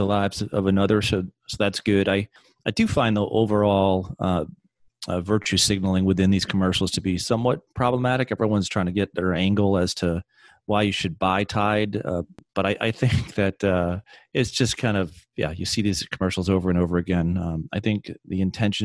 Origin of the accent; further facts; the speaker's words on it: New England, United States; I'm from New England.